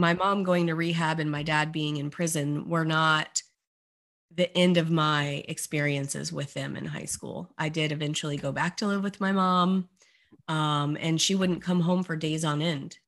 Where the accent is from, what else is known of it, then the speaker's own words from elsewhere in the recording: Beaufort, South Carolina, United States; moved away as an adult; also born or lived in Orlando, Florida; the local high school in Beaufort, South Carolina, which is my hometown